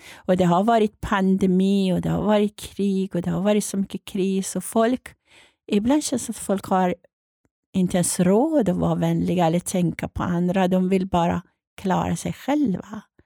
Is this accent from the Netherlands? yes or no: no; Iran; now in Sweden; jag är född och uppvuxen i Iran